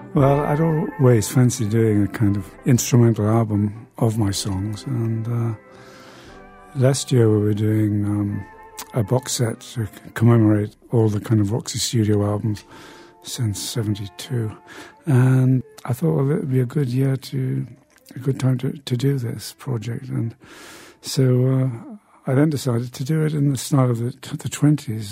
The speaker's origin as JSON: {"language": "English", "town": "Newcastle upon Tyne", "region": "North East England", "country": "United Kingdom", "tie": "born or raised there", "said": "my hometown of Newcastle in the uh, north of England."}